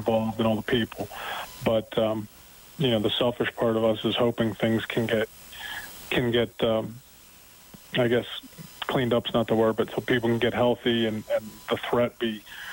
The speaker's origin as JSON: {"language": "English", "town": "Butler", "region": "Pennsylvania", "country": "United States", "tie": "born or raised there", "moved": "yes", "lives_now": "Edmonton, Canada", "said": "I grew up in Western Pennsylvania in Butler High School, which is about 30 miles north of Pittsburgh."}